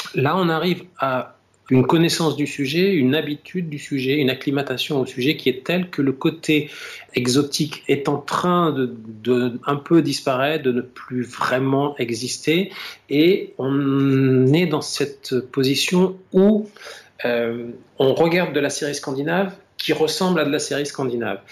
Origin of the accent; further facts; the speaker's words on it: France; ici, chez nous, en France